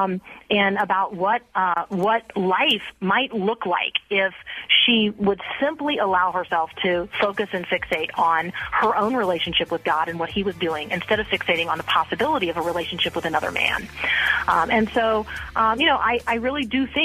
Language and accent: English; Tampa, Florida, United States; I grew up in Tampa Bay, and I went to Plant High School